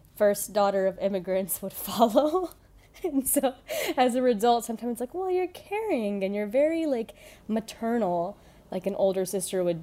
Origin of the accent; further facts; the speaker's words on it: Houston, Texas, United States; I was born in Houston, Texas